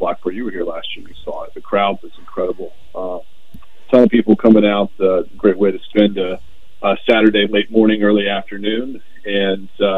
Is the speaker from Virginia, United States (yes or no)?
yes; Tidewater area, Virginia, United States; I grew up down in the Tidewater area